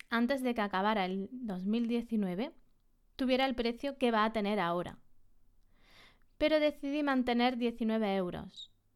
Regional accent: Andalusia, Spain; En la Sierra de Córdoba, aquí en Andalucía, en mi, en mi tierra

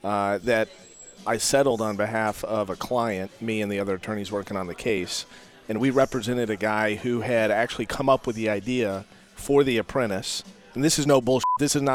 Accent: Sacramento, California, United States; born there; also born or lived in Salt Lake City; Yeah, I was born in Sacramento. I kind of grew up all over because my dad was with Anheuser-Busch.

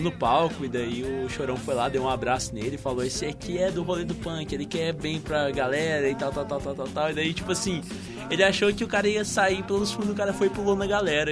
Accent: Patos de Minas, Minas Gerais, Brazil; moved away; minha cidade natal, né? Eu sou de Patos de Minas

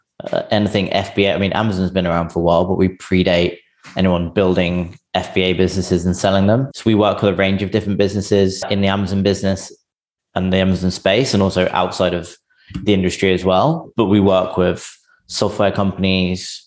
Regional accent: England, United Kingdom; now in San Francisco, United States; I'm English, but I'm based in San Francisco

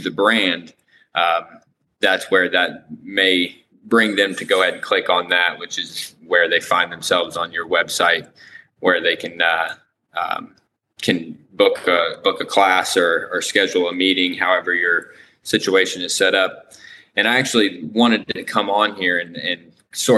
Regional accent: Lafayette, Indiana, United States; I am from Indiana, Lafayette, Indiana

